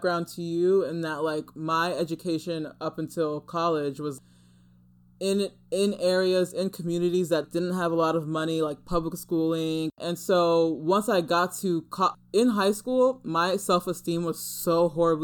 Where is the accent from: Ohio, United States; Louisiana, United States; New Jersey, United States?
New Jersey, United States; born or raised there; also born or lived in Manhattan, New York